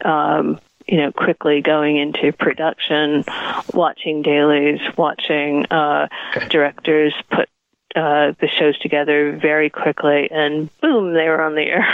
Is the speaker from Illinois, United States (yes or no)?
no; Providence, Rhode Island, United States; moved away as an adult; also born or lived in New York; I grew up in Providence, Rhode Island, and I moved uh, to New York to go to NYU